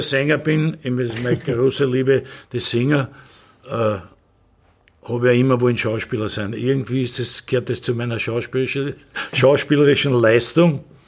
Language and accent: German; Vienna, Austria; bin ich ein geborener Wiener